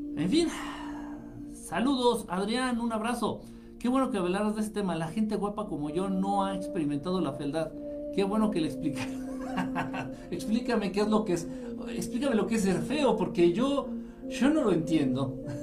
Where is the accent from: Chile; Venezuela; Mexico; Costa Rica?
Mexico; Yo nací en Zacateplan, Zacateplan, así se llama, Zacateplan de las Tunas. en un estado ya extinto que absorbió la mitad Hidalgo y la otra mitad la absorbió Querétaro.